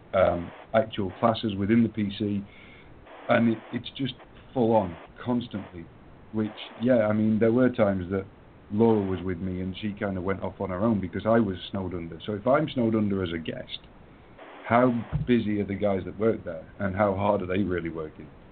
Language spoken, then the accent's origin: English; England, United Kingdom; I'm English